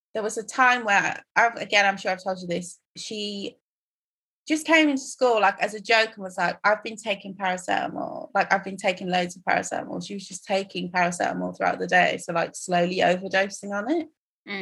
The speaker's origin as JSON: {"language": "English", "town": "Croydon", "region": "London", "country": "United Kingdom", "tie": "born or raised there", "also_born_or_lived": "Tottenham / Nigeria", "said": "I went to school in Croydon and spent the rest of my time in Tottenham"}